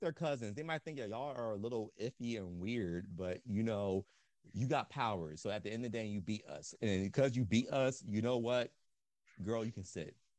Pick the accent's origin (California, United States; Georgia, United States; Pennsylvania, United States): Pennsylvania, United States; Philadelphia; I was raised in Philly